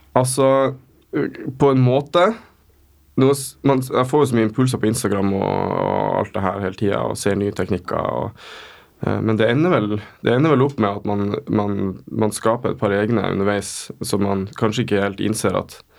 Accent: Kjøllefjord, Finnmark, Norway; moved away as an adult; also born or lived in Tromsø; now in Oslo, Norway; kommer ifra uh, Finnmark. Bitte lita fiskevær som heter Kjøllefjord

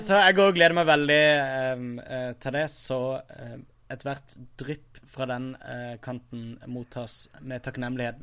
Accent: Kristiansand, Agder, Norway; moved away; jeg er hjemme i Kristiansand

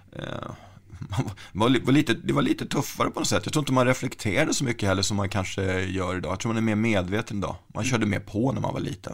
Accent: Stockholm, Stockholm County, Sweden; där jag växte upp då, i Rågsved

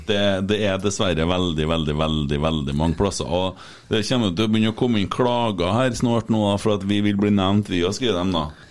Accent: Trøndelag, Norway; vi er jo trøndere

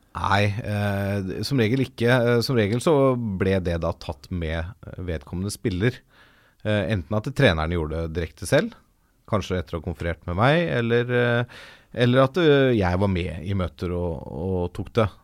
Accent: Ås, Akershus, Norway; also born or lived in Valdres; jeg vokste opp delvis i Ås i Akershus og delvis i Valdres

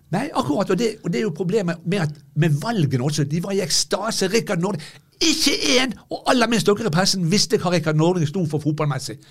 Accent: Bergen, Vestland, Norway; jeg er bergenser

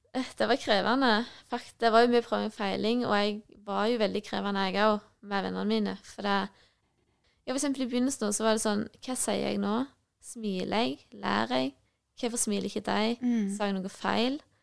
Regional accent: Nærbø, Rogaland, Norway; jeg kommer fra Nærbø, Jæren

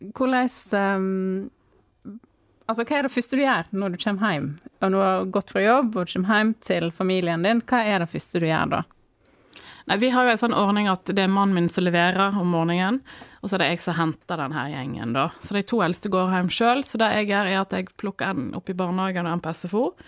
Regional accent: Askvoll, Vestland, Norway; also born or lived in Dale i Sunnfjord; now in Dale, Norway; Jeg er fra Askvoll

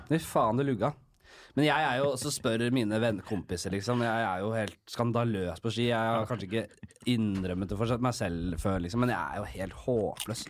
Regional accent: Oslo, Norway; Vokst opp øverst på Bekkelaget.

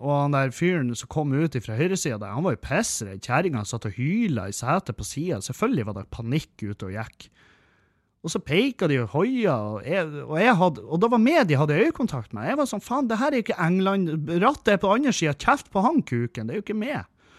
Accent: Bodø, Nordland, Norway; jeg er fra Bodø. Jeg bor i Bodø

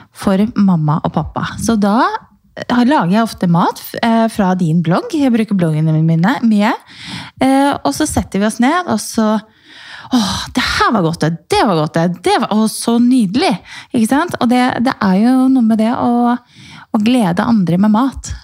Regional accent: Romerike, Akershus, Norway; jeg er jo fra Romerike

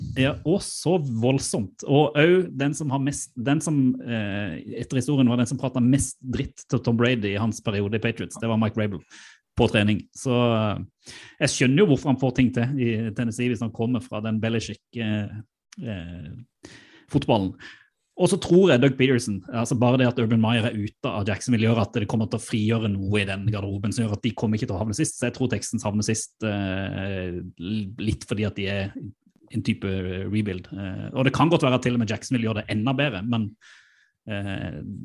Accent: Sørlandet, Norway; jeg er jo sørlending

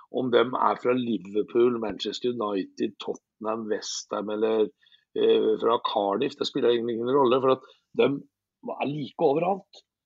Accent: Fredrikstad, Østfold, Norway; det som jeg tar på hver dag, for det gjør jeg i hjembyen min, så tar jeg på følelsene jeg tar på Fredrikstad fotballklubb hver eneste dag

